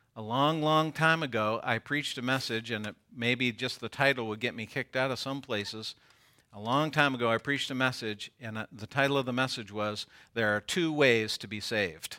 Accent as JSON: {"language": "English", "country": "United States", "said": "I am American."}